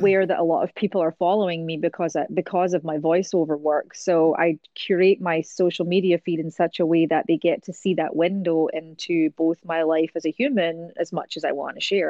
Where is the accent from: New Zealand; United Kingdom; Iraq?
United Kingdom; Scotland; moved away as an adult; also born or lived in America; now in United States; as a Scottish person